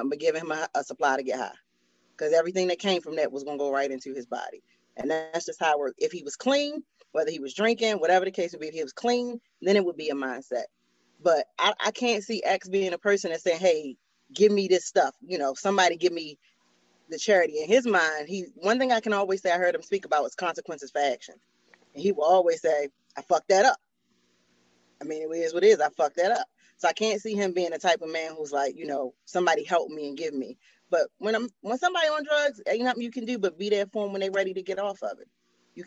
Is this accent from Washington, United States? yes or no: no; Baltimore, Maryland, United States; growing up in Baltimore, addicts is normal